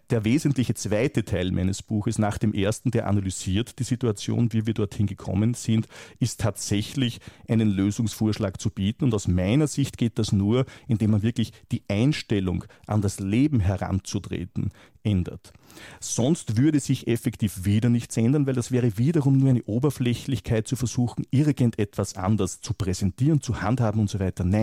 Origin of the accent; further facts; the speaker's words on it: Austria; Ich komme aus Österreich und ich weiß hier, dass man etwa ein Instrument wie die Impfpflicht aber sowas von völlig versiebt hat.